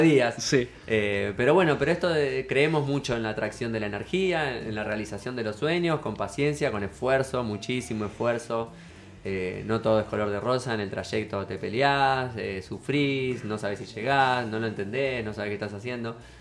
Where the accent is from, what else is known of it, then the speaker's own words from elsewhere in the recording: Mar del Plata, Buenos Aires Province, Argentina; soy de Mar del Plata, nací acá